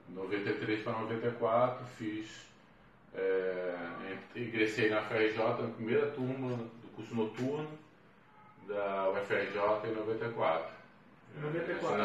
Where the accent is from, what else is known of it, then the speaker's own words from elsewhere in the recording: Rio de Janeiro, Brazil; lá eu passei para grande parte da minha infância, toda a minha adolescência e parte da vida adulta. Eh, nesse tempo, no Meia, o Meia é um, um bairro assim, bem é, atípico do, da Zona Norte, né? um bairro muito, muito barrista